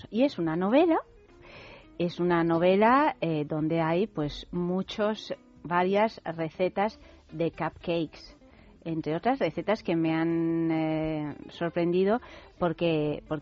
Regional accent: Italy; Además, yo que soy italiana, digo, fíjate, yo esto lo quiero probar.

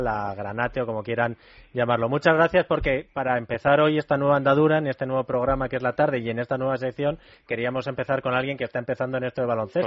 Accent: Madrid, Community of Madrid, Spain; soy de Madrid

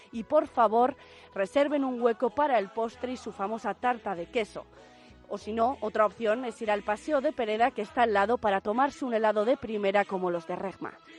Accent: Santander, Cantabria, Spain; a través de mi tierra, Cantabria, de mi ciudad, Santander

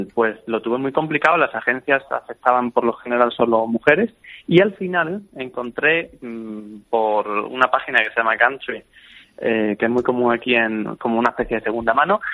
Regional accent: Badajoz, Extremadura, Spain; moved away as an adult; also born or lived in Seville; now in Cambridge, United Kingdom; soy de Badajoz y, y, vivo en Cambridge en realidad

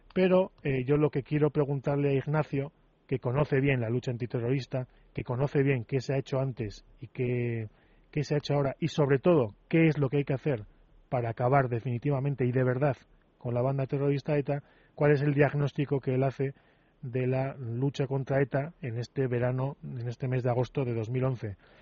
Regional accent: Spain; como españoles

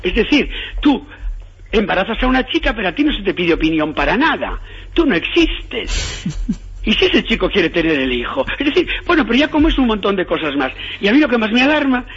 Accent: Galicia, Spain; yo soy gallego

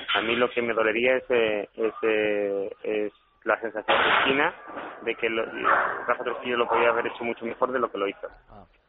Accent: La Línea de la Concepción, Andalusia, Spain; soy del estrecho de Gibraltar, de la línea de Concepción

